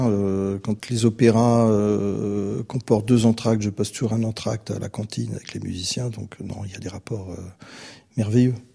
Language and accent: French; France; now in Vienna, Austria; je suis français